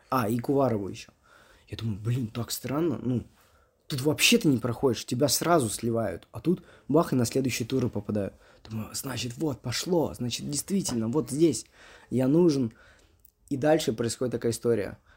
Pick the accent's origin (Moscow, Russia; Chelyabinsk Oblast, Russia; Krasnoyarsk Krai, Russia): Moscow, Russia; Мне говорит, …, здравствуйте, вы откуда? Я говорю, э, из Москвы.